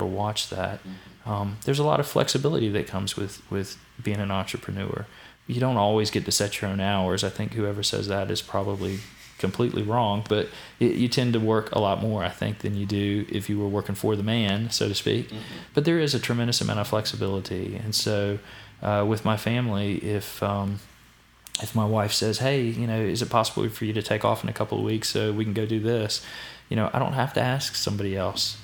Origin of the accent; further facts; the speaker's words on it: Danville, Virginia, United States; I grew up in Danville, loved Danville.